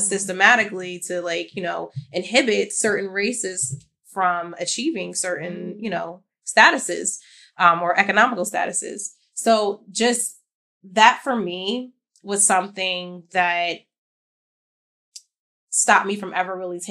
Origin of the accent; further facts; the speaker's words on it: United States; I'm obviously an American